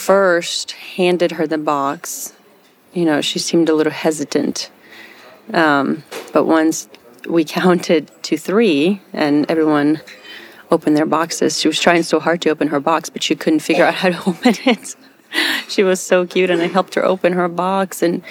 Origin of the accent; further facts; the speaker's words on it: Ukraine; I could just feel tears in my eyes because, you know, this is my home country. And I can't thank Samaritan's Purse enough for the work they're doing in Ukraine.